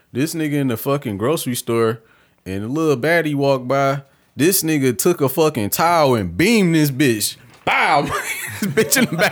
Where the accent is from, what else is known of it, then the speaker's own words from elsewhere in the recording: Michigan, United States; I'm from Michigan